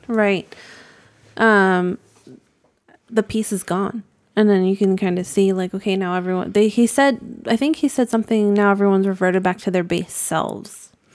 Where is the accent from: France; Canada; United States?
United States; New England; I'm from New England